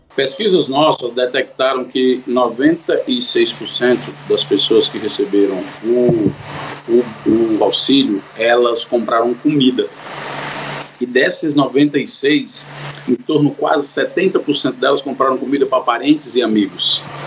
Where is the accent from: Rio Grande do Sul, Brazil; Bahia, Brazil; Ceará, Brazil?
Ceará, Brazil; Fortaleza; Eu sou aqui de Fortaleza, Ceará